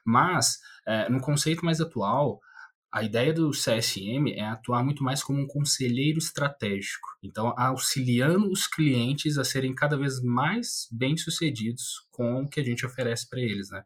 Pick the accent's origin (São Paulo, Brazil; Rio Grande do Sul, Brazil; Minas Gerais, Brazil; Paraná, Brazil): Minas Gerais, Brazil; Também sou mineiro